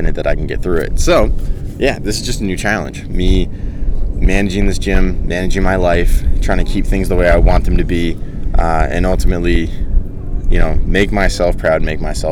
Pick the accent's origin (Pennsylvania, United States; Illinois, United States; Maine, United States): Maine, United States; York; moved away as an adult; now in California, United States; I went to my hometown beach in York